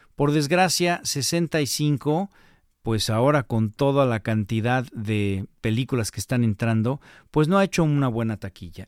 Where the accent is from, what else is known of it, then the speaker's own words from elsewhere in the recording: Mexico; nosotros como latinos o como mexicanos